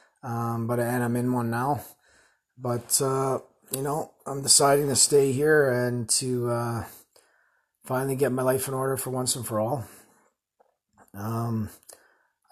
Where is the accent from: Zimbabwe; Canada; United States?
Canada; Winnipeg, Manitoba; moved away as an adult; also born or lived in Calgary, Canada / Edmonton, Canada; now in Surrey, Canada; I was born in Winnipeg, spent 35 years there, or 33 years there